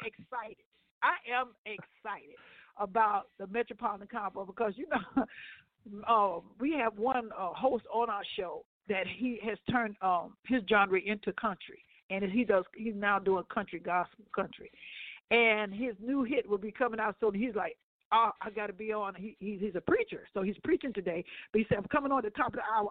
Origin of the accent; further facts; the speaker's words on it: Ohio, United States; I'm from Ohio.